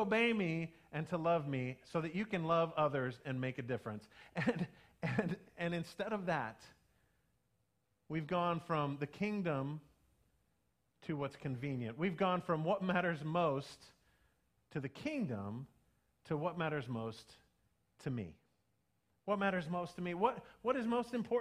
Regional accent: United States; we still are all Americans

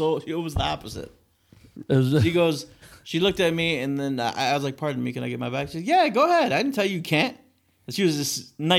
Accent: Detroit, Michigan, United States; now in Inkster, United States; I lived on near between 7 to 8 miles and Van Dyke on the east side.

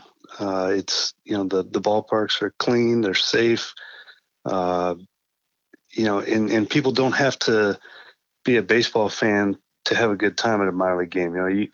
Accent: Iowa City, Iowa, United States; moved away; I grew up in Iowa City, Iowa

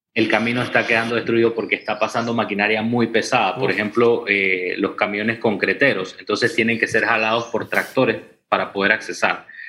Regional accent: Santa Clara, Chiriquí, Panama; nosotros estamos en Chiriquí, eh, en el área de Renacimiento Santa Clara casi con la frontera con Costa Rica

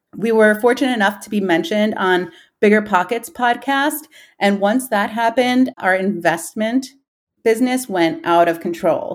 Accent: New York City, New York, United States; moved away as an adult; now in Columbus, United States; I was born and raised in Queens, and I moved here to Columbus when I was eighteen

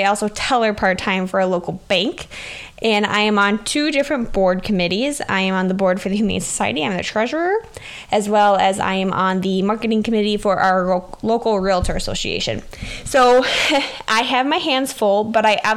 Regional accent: Southwest Wisconsin, United States; I am from Southwest Wisconsin

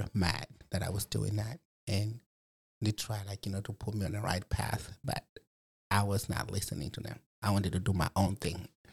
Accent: Malawi; now in Fort Wayne, United States; I was born and raised in Malawi, Africa, in 1981.

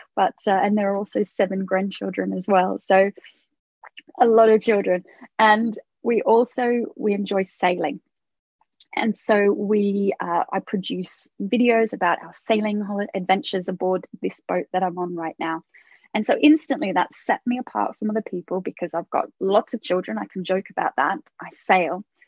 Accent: Australia; now in United Kingdom; I was Australian, or I am Australian

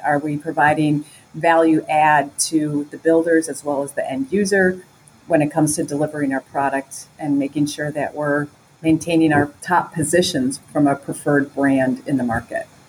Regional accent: Wisconsin, United States; moved away as an adult; also born or lived in Chicago; I grew up in Wisconsin. It's a Midwest, northern Midwest state

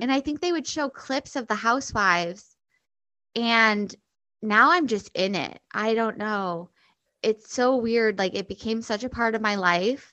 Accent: Chicago, Illinois, United States; also born or lived in New York City / Nashville, Tennessee / New Hampshire; I grew up in Chicago

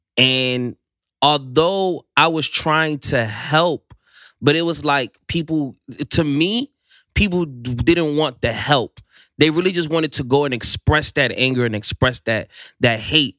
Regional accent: Silver Spring, Maryland, United States; I'm from Silver Spring, Maryland. Um, it's, uh, in the D M V area

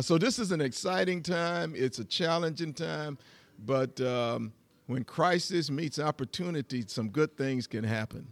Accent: Metter, Georgia, United States; also born or lived in Atlanta, Georgia; I grew up in a little small community called Metter, Georgia

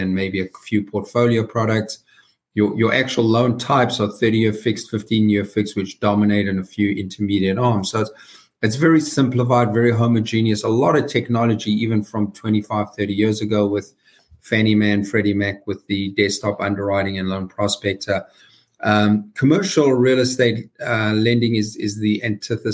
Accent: South Africa; moved away as an adult; now in United States; as you can hear from my accent, I was born and raised in the deep South, the very deep South, South Africa.

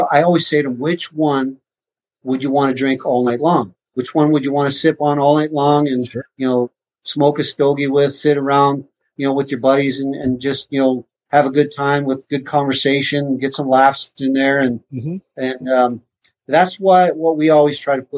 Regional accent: Carman, Manitoba, Canada; moved away; I grew up in Carmen, only an hour from Winnipeg

